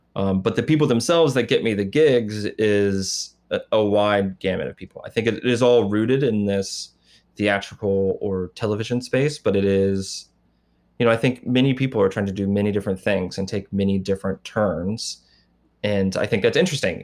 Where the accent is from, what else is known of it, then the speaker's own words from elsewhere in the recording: Indiana, United States; moved away; I'm not from Detroit. I'm from Indiana.